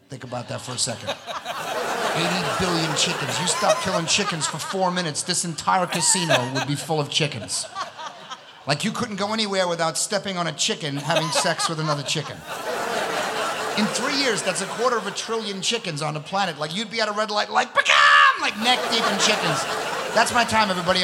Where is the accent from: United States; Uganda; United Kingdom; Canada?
United States; New York City, New York; also born or lived in Long Island, New York; I'm from Astoria, Queens. That's where I was born and raised